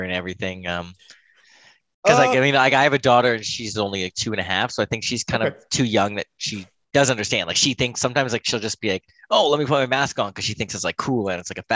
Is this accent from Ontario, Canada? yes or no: yes; Toronto, Ontario, Canada; I'm from the Toronto, Ontario area, Canada.